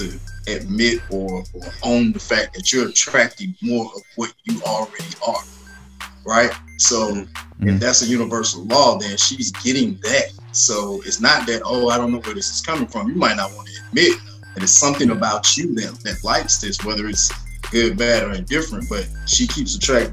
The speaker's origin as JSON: {"language": "English", "town": "Atlanta", "region": "Georgia", "country": "United States", "tie": "born or raised there", "said": "I'm born and raised in Atlanta as well."}